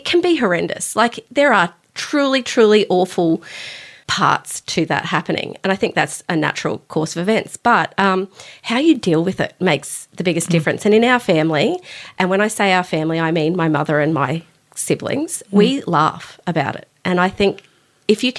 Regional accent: Murwillumbah, New South Wales, Australia; also born or lived in Queensland; my parents moved to northern New South Wales where they had friends and I went through primary school and high school

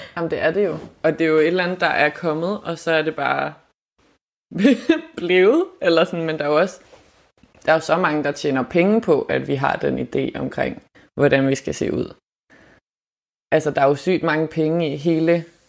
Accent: Germany; moved away; er jeg opvokset i Tyskland

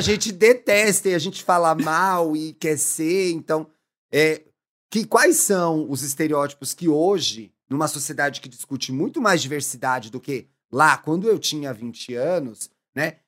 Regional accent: São Paulo, Brazil; eu sou águia de São Paulo

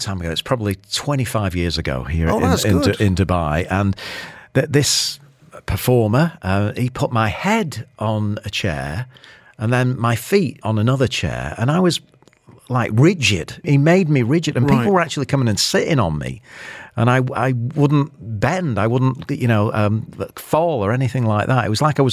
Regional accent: Shaw, North West England, United Kingdom; moved away; I'm from a place called Shaw in Greater Manchester

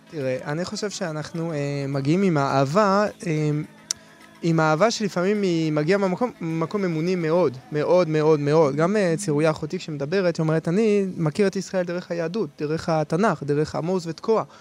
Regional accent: Paris, Île-de-France, France; now in Israel; אני מגיע מפריז. אני גדלתי במקום הכי טוב, אחד המקומות הכי מתורבתים בעולם

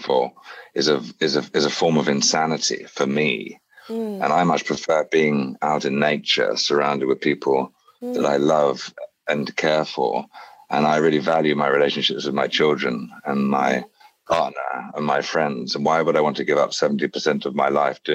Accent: England, United Kingdom; moved away as an adult; also born or lived in Bali, Indonesia; as a privileged man, as an English man

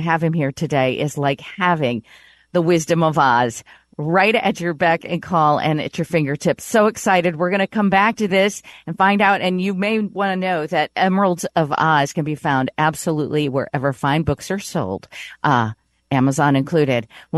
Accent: Elkhart, Indiana, United States; moved away as an adult; also born or lived in New York; I would stop living after 41 years in New York and pick up my bags and move back to my hometown of, you know, Northern Indiana, Elkhart, Indiana, to live closer to my parents.

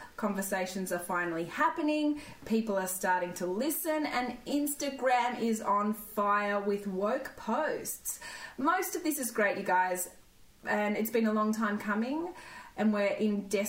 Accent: Coolamon, New South Wales, Australia; I am also from the Riverina. I'm Coolerman, which is near Wagga.

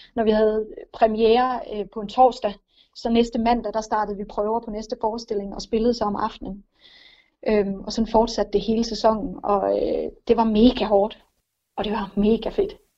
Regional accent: Lolland, Zealand, Denmark; Jeg er opvokset på Lolland

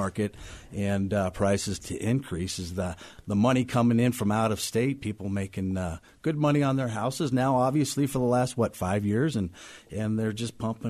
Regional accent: Denver, Colorado, United States; also born or lived in Ohio; I'm pretty much a native. I came here in 1972. I've seen Denver grow for all these years. I moved here from Ohio, but I stayed in state here for high school, college

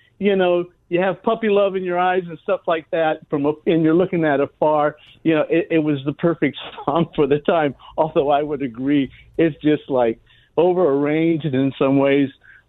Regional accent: Chino, California, United States; the Unified School District of my hometown, Chino, California.

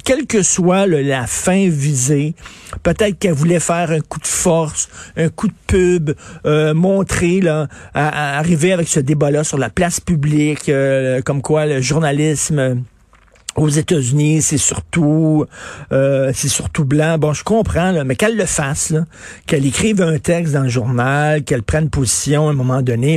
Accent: Quebec, Canada; je suis un Québécois

